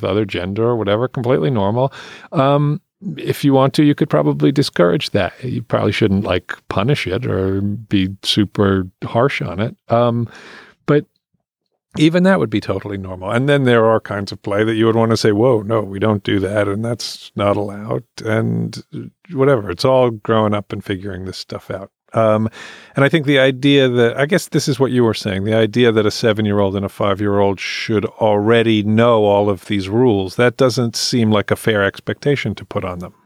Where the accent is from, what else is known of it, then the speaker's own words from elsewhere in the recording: England, United Kingdom; moved away; I grew up in England, and I went to Church of England schools